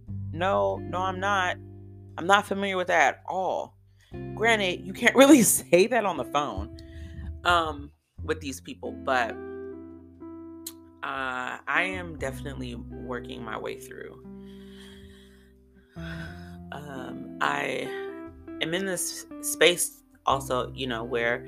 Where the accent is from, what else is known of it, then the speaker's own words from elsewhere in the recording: California, United States; moved away as an adult; also born or lived in DMV area (Washington, D.C. metropolitan area); now in Washington, D.C. area, United States; I was from California